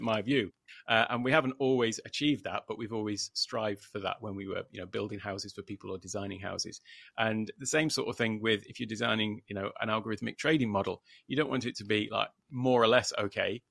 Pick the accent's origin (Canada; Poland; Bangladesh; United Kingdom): United Kingdom; moved away as an adult; now in Thailand; from the U K originally, in case anybody hadn't gathered that from my accent